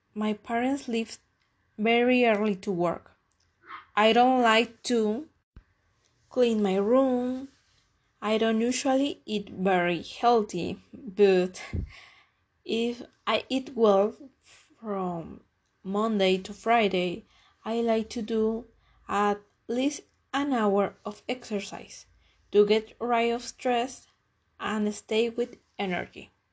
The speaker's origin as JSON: {"language": "English", "country": "Mexico", "said": "I am Mexican"}